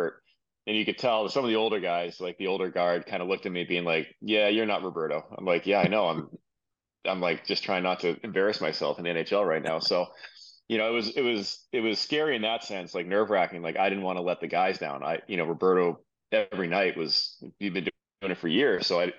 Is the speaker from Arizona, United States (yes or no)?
no; Marblehead, Massachusetts, United States; I'm from Marblehead, Massachusetts.